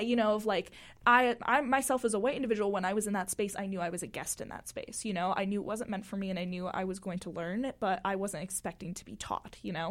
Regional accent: Florida, United States; moved away as an adult; now in Utah, United States; growing up in Florida

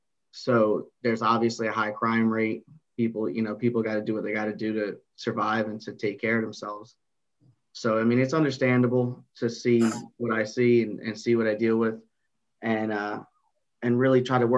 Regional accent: New Jersey, United States; North Jersey, baby.

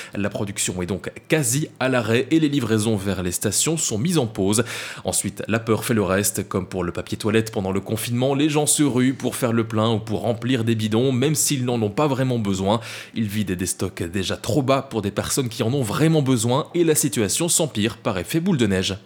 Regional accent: Belgium; l'essence est plus chère chez nous, en Belgique, qu'en France

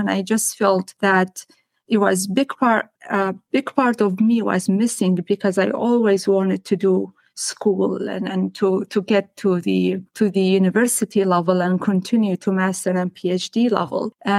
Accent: near Nineveh, Iraq; English is a second language; also born or lived in Syria / Lebanon; now in Canada; I grew up in Iraq, in northern Iraq, specifically in a little town that is very close to the province of Nineveh, which is one of the oldest provinces, or even city Mosul, which is the capital of Nineveh, one of the oldest cities in history or in the world.

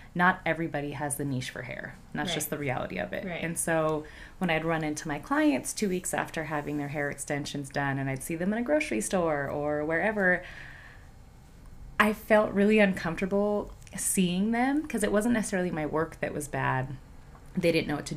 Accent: Reno, Nevada, United States; I'm originally from Reno.

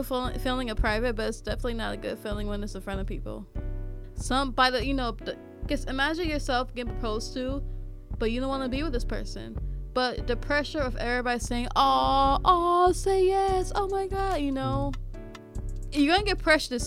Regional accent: California, United States; now in Ohio, United States; I'm the new girl in the state. I'm from California

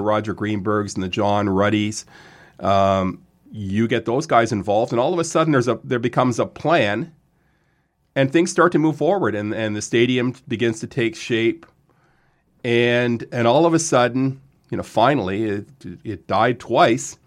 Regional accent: Lindsay, Ontario, Canada; also born or lived in Quebec / Vaudreuil; moved to Lindsay when I was eight.

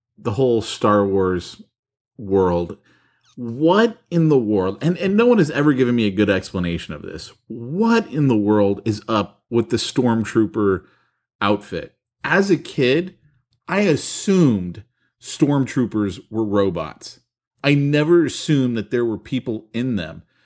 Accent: San Francisco, California, United States; growing up in San Francisco

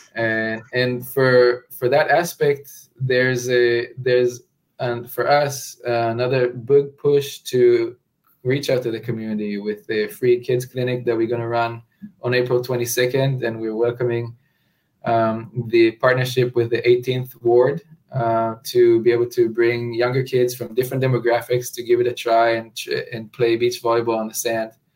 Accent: Israel; moved away as an adult; now in New Orleans, United States; growing up in Israel, I've never imagined myself living in Louisiana

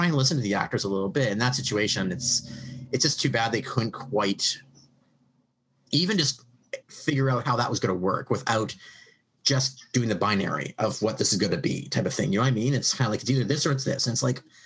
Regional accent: Canada; I'm a Canadian writing American history

